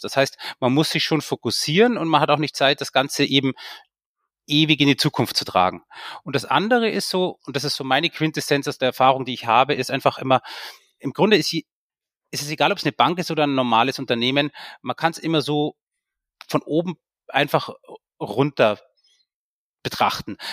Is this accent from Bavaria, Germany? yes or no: yes; Munich, Bavaria, Germany; moved away as an adult; also born or lived in Austria; ich hatte zwei Möglichkeiten als, als, als, als Münchner